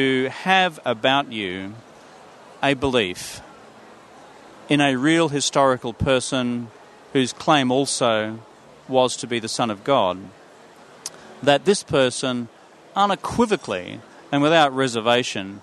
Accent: Yandina, Noosa hinterland, Sunshine Coast, Queensland, Australia; moved away as an adult; also born or lived in Nambour, Queensland / Brisbane, Queensland; I'm a Sunshine Coast kid, so I grew up in Yamundi, in the Noosa hinterland, and I went to primary school there

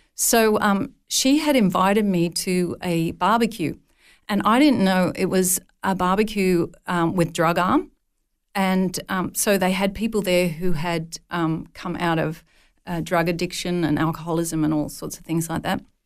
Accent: northern New South Wales, Australia; as a young, uh, child, my father ran a dairy farm at a place called Nulla Nulla.

